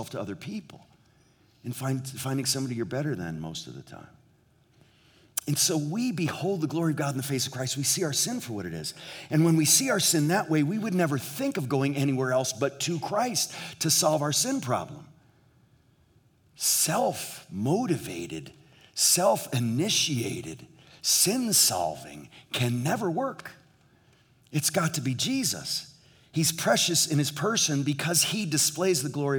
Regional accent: New England, United States; now in Southern California, United States; in New England where we grew up

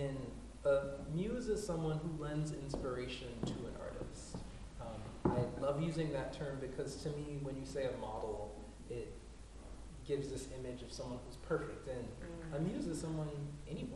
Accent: South Carolina, United States; moved away; also born or lived in New York City; I'm from South Carolina

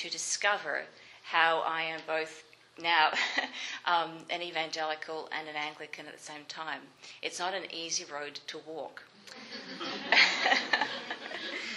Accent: Melbourne, Victoria, Australia; now in Canada; the church that I grew up in Melbourne, Australia

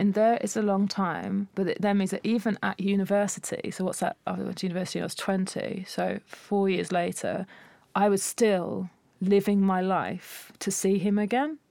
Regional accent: Essex, East of England, United Kingdom; growing up in Essex

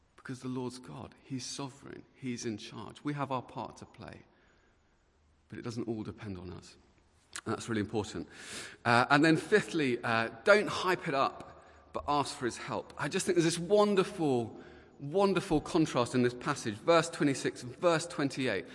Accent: Luton, East of England, United Kingdom; I was uh, born and bred in Luton

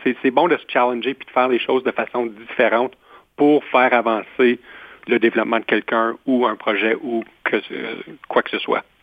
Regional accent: Ontario, Canada; also born or lived in Guelph; je suis franco-ontarien

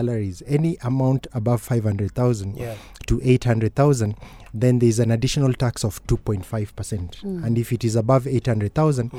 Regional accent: Eldoret, Uasin Gishu County, Kenya; also born or lived in Kiambu; I'm from Eldoret, originally from Kiambu Mango.

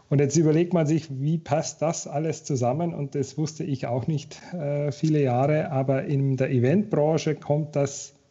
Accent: Regensburg, Bavaria, Germany; Und zwar habe ich angefangen, ähm, in Regensburg, da komme ich eigentlich her, da aus Bayern, äh, bei einem Steuerbüro.

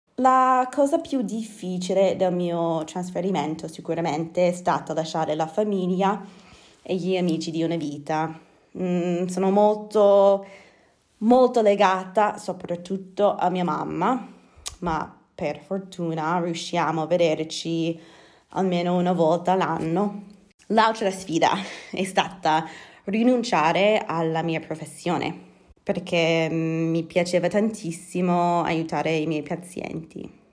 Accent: Edmonton, Alberta, Canada; Italian is a second language; moved away as an adult; now in Bergamo, Italy; sono canadese, nata e cresciuta a Edmonton, la capitale della provincia dell'Alberta.

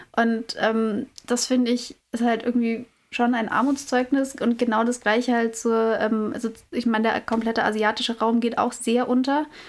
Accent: Nuremberg, Bavaria, Germany; ich komme aus Nürnberg.

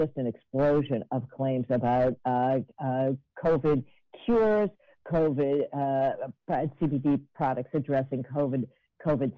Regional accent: Minneapolis, Minnesota, United States; I was raised in Minneapolis, Minnesota

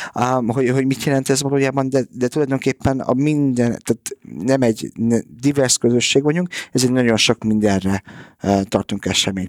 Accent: Budapest, Hungary; moved away; also born or lived in Canada / United States / England; én itt születtem Budapesten

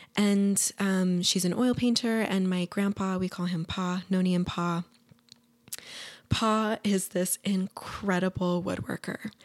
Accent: Ogden, Utah, United States; I grew up in Ogden

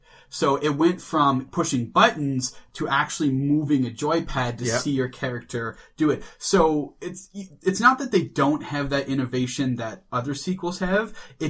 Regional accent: Canada; I'm Canadian, eh?

